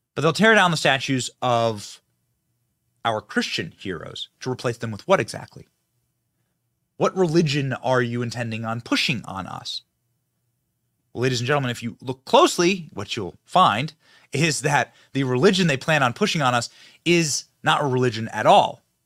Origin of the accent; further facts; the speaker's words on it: Iowa, United States; moved away as an adult; now in Florida, United States; I live in Florida now, but I was raised in Iowa, spent my entire young life in Iowa, twenty years